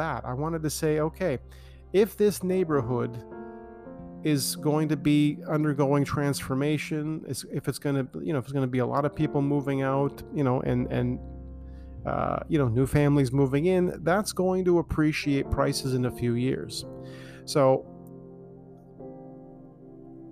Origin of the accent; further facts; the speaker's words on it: Toronto, Ontario, Canada; I grew up in Scarborough